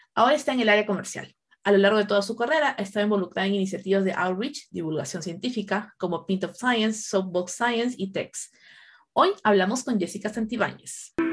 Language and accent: Spanish; Peru; como peruanas